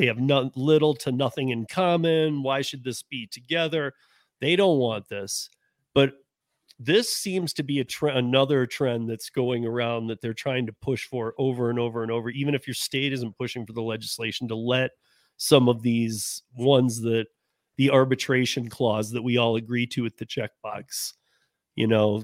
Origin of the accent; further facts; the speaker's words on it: Michigan, United States; now in Colorado, United States; I grew up in Michigan, not here in Colorado